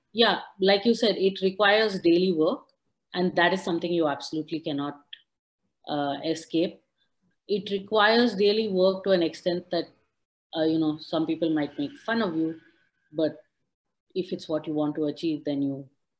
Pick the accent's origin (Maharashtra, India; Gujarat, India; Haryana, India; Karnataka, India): Karnataka, India; Udupi; TIP Sessions is headquartered in Udupi, which is my hometown district. I was one of those people that, you know, grew up spending all of my summers and winter holidays in my grandparents' house by the beach with the local communities.